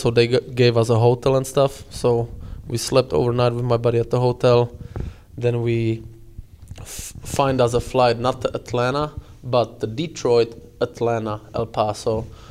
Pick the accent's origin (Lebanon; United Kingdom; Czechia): Czechia; Prostějov, Olomouc Region; English is a second language; now in United States; I'm coming from little town Prostějov